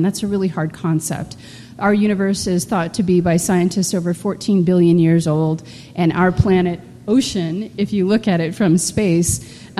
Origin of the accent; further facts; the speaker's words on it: Colorado, United States; I grew up here in Colorado, just like many of you. I'm a Colorado native.